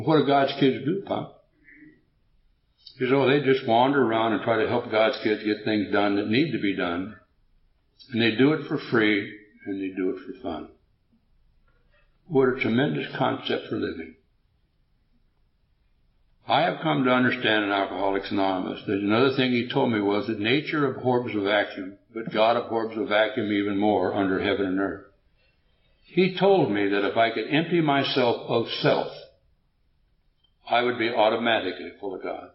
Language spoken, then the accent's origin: English; United States; I'm an American and I don't understand much Swedish